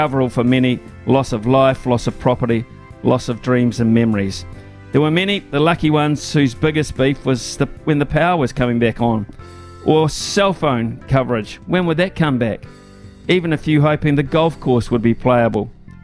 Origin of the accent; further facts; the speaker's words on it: Wellington, New Zealand; now in Hawke's Bay, New Zealand; as a kid growing up in Wellington